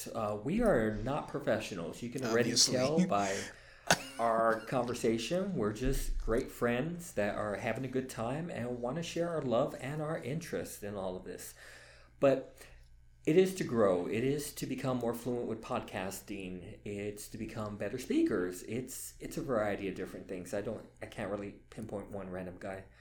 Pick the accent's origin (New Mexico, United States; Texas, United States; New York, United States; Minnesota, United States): Texas, United States; I am Texas born and raised. I'm a Texas